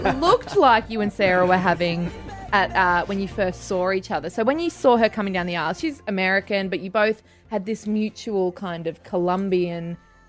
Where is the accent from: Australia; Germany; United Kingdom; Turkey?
Australia; us Aussies